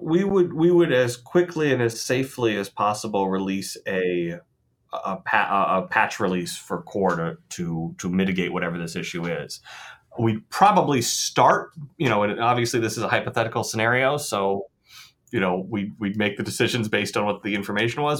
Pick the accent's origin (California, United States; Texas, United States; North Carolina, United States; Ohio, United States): Ohio, United States; Columbus; now in Michigan, United States; I grew up in Columbus, Ohio